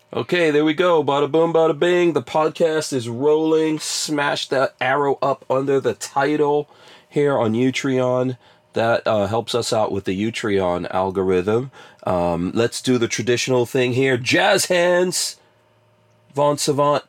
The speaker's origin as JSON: {"language": "English", "region": "New York", "country": "United States", "tie": "born or raised there", "said": "growing up in New York"}